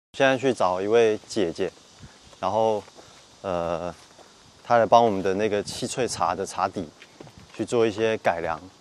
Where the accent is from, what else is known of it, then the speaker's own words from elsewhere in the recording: Yunlin County, Taiwan; moved away as an adult; also born or lived in Shanghai; now in Wuhan, China; 今年三十五岁。好，我来自台湾云里。一三年底，因为爱情，所以到了武汉